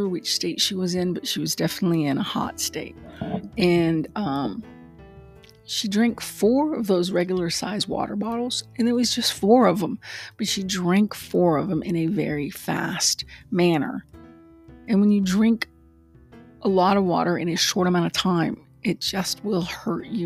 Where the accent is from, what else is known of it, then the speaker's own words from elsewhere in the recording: Texas, United States; I grew up in Texas.